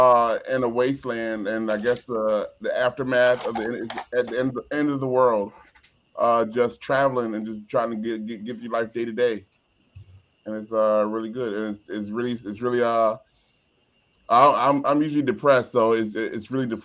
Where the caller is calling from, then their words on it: NoHo, United States; I'm the bro from NoHo.